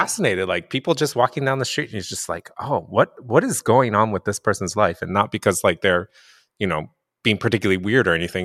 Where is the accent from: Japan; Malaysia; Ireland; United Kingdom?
Japan; moved away; I'm also half, half white, half Asian, and I grew up in Japan.